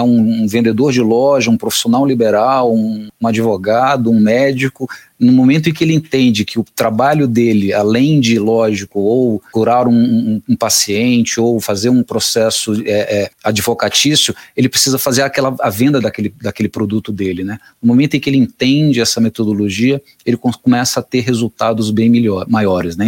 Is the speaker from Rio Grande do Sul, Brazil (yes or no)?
no; Fortaleza, Ceará, Brazil; moved away as an adult; now in São Paulo, Brazil; eu sou cearense, vim de Fortaleza para São Paulo em 2005